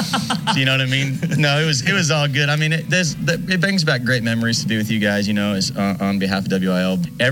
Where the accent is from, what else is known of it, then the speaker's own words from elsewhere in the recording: Missouri, United States; I'm sort of a local around here. I mean, I grew up in Missouri, so basically local.